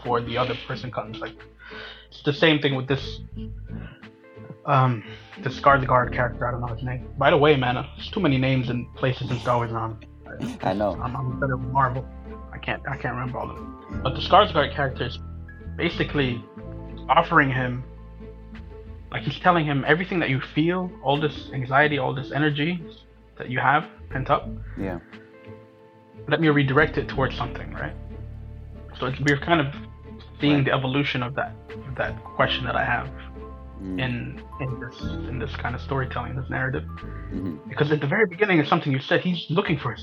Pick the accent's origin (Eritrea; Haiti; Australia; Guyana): Eritrea; growing up in Eritrea